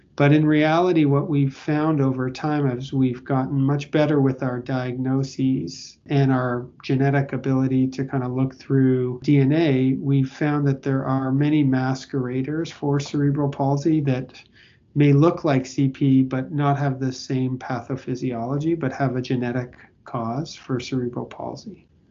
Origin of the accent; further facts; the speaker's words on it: Toronto, Ontario, Canada; moved away as an adult; also born or lived in Victoria, Canada / Australia; now in Boston, United States; I I grew up in in Toronto, Canada, and I you know went to school on the west coast of Canada in Victoria